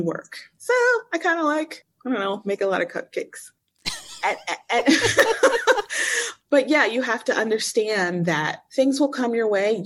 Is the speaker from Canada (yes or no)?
no; West Chester, Pennsylvania, United States; moved away as an adult; now in Cairo, Egypt; I grew up in Pennsylvania, a sweet small town, Westchester, Pennsylvania, in the same house my whole life